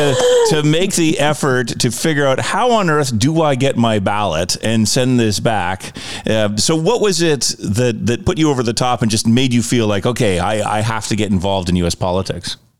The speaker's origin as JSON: {"language": "English", "country": "United States", "moved": "yes", "lives_now": "Canada", "said": "as an American"}